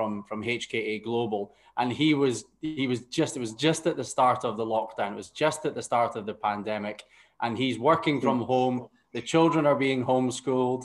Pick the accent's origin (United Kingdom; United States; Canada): United Kingdom; Aberdeen, Scotland; moved away as an adult; now in Qatar; my hometown of Aberdeen